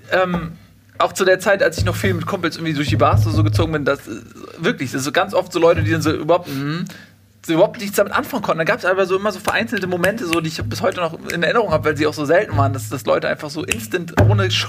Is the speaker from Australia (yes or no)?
yes; Australia; ich komme dann aus Australien und die kommen halt aus Europa und dann mm, mm. irgendwie, mein Akzent ist anders, ich weiß es nicht.